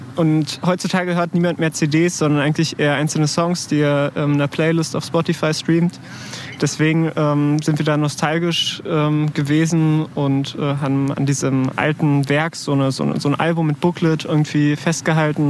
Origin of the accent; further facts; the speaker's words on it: Berlin, Germany; ich komme aus Tempelhof